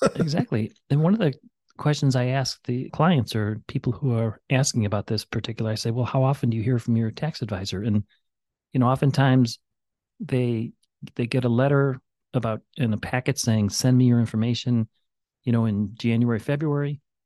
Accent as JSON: {"language": "English", "town": "Chicago", "region": "Illinois", "country": "United States", "tie": "born or raised there", "moved": "yes", "lives_now": "Valparaiso, United States", "said": "I grew up in Chicago playing in alleys"}